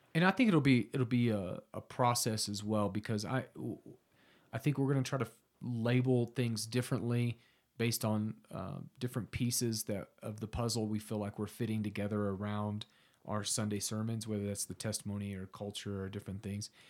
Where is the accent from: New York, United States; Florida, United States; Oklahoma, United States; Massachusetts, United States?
Oklahoma, United States; Southern; I'm from Southern Oklahoma originally. Um, grew up there pretty pagan.